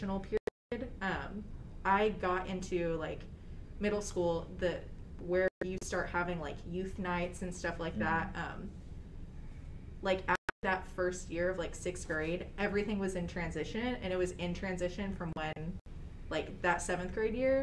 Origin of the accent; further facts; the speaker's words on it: Fort Worth, Texas, United States; I'm from the Fort Worth Diocese, so we do our confirmation our sophomore year